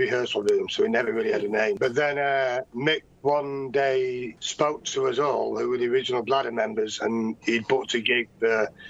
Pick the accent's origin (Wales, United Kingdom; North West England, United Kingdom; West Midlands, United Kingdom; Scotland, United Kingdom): North West England, United Kingdom; Manchester; moved away as an adult; also born or lived in Stockport; now in Los Angeles, United States; I was born in Fallowfield.